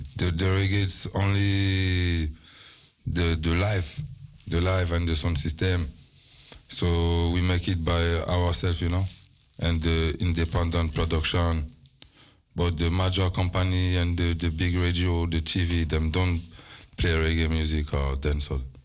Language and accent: English; Paris, Île-de-France, France; I'm from Paris. Paris, my parents originally, my father from Martinique, French Caribbean. So me growing up France